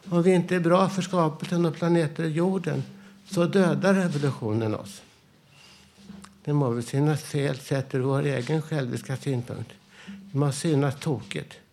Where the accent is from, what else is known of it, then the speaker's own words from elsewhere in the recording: Vällingby, Stockholm County, Sweden; Vad säger jag då själv, som den jag är, den jag var, där jag växte upp i för, förorten Vällingby på 1960-talet?